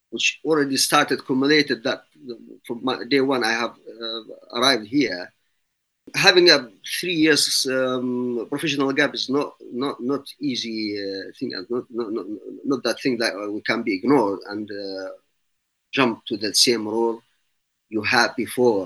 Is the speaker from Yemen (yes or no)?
yes; Yemen; English is a second language; moved away as an adult; also born or lived in St. Petersburg, Russia / United Arab Emirates; now in United Kingdom; I am originally from Yemen, that time called South Arabia, and then becomes South Yemen